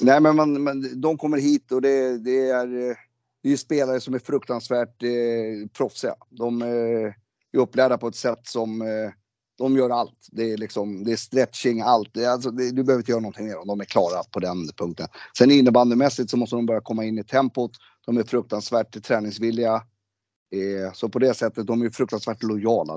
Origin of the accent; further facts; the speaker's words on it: Sweden; Jag är född i Sverige